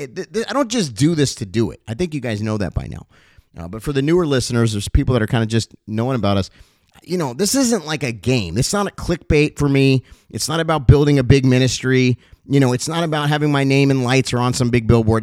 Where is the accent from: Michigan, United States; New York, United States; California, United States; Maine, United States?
California, United States; Los Angeles; also born or lived in Cincinnati, Ohio; So I moved from Cincinnati, Ohio, where I was born, to Los Angeles, I think, at the young age of around eight years old or so.